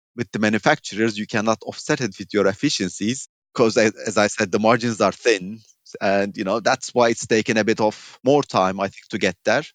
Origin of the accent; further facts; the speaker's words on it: Turkey; moved away as an adult; also born or lived in United Kingdom / Iran / Latvia / Belgium; growing up in Turkey with such economic volatility